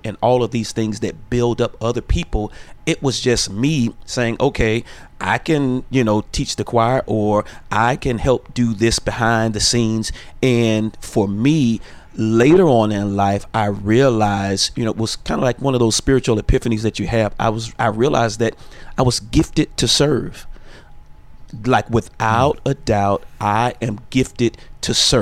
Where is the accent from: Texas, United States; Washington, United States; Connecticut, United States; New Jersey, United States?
Texas, United States; Dallas; also born or lived in Florida; I was born in Florida. My mother and I moved here to Dallas, Texas, and I went to a arts high school.